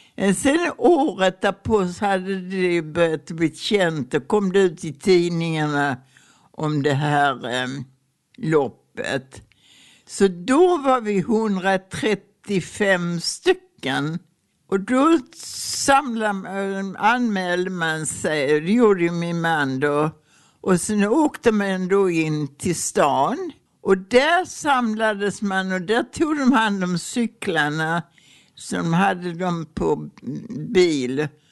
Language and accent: Swedish; Ystad, Skåne, Sweden; also born or lived in Prästheden; på mina föräldrars statare på Krageholms gård